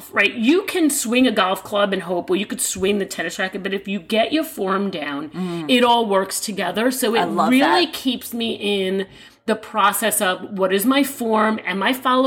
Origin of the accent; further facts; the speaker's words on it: New York, United States; I'm a New Yorker. I live in the greatest city in the world.